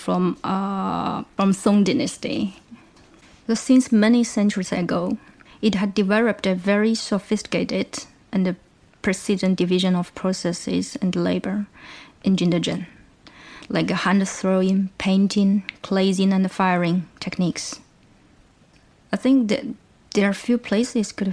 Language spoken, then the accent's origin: English; China; now in Lancaster, United Kingdom; I'm originally from China, and I'm currently doing a PhD at Lancaster University